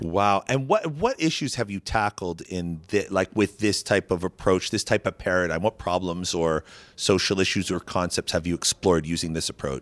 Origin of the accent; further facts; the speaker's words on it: Canada; now in New York, United States; I'm a Canadian.